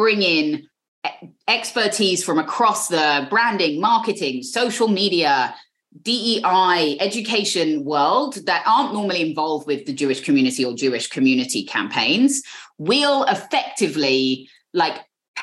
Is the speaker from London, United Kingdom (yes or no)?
yes; London, United Kingdom; accent: British; moved away as an adult; now in New York, United States; there are as many Jews where I grew up in London as where I now live in a 3-block radius on the Upper West Side